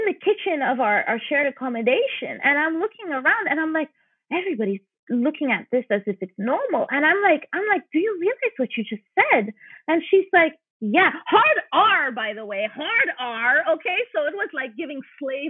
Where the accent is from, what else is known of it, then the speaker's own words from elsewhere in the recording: St. Lucia; moved away; I'm from St. Lucia, which if people don't realize is a majority black society